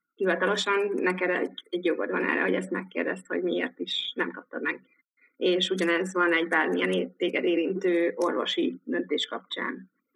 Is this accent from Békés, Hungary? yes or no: no; Dunakeszi, Pest, Hungary; moved away as an adult; also born or lived in Cambridge, United Kingdom / Liverpool, United Kingdom; Dunakeszin nőttem fel, ott éltem gimi végéig